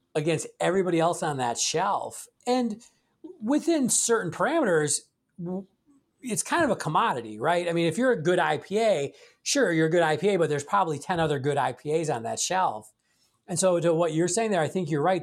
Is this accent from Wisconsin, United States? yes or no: yes; Milwaukee, Wisconsin, United States; I grew up in Milwaukee